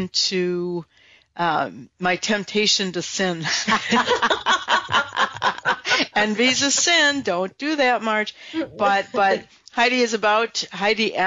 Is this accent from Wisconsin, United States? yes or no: yes; Wisconsin, United States; I'm from Wisconsin